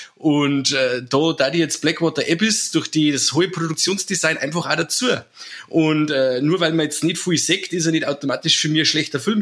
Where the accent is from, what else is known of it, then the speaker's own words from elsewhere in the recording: Germany; bei uns in Deutschland